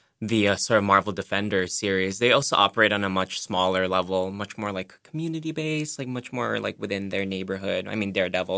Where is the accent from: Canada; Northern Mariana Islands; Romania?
Northern Mariana Islands; Saipan; now in Boston, United States; I come from Saipan, the Northern Mariana Islands. I've been in Boston since 201